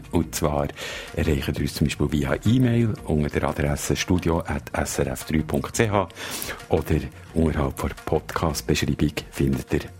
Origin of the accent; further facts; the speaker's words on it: Switzerland; now in United Kingdom; als Korrespondent, als Auslandschweizer zu merken, dass die Schweiz irgendwie nicht der Nabu vor der Welt ist.